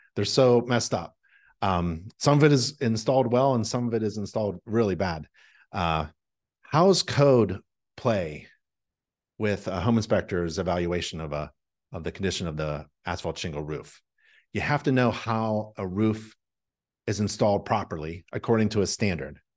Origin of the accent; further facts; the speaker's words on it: North Carolina, United States; I say y'all 'cause I'm from North Carolina. That's what we say down here.